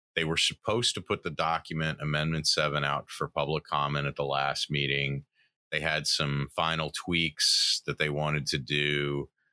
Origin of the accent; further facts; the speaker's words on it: the South, United States; moved away; I grew up in the South